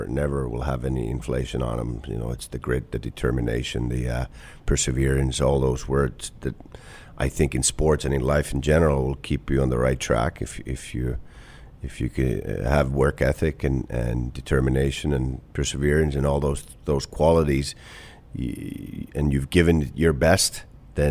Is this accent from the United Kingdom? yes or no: no; Kuopio, North Savo, Finland; moved away as an adult; also born or lived in Tampere, Finland / Clarkson, United States; now in Columbus, United States; Kuopio, my hometown